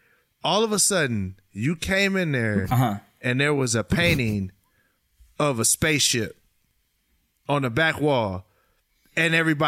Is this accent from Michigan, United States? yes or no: yes; Pontiac, Michigan, United States; moved away; I'm from Pontiac, Michigan. That's where I was originally born.